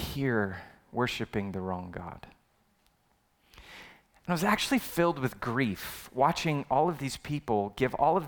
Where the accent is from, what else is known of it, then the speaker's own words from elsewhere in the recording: Phoenix, Arizona, United States; I'm 34 years old, born and raised in Phoenix, Arizona